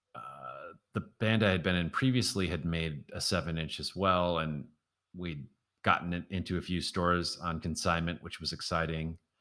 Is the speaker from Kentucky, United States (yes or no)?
no; Milwaukee, Wisconsin, United States; moved away as an adult; also born or lived in Washington, D.C.; playing gigs around my hometown, Milwaukee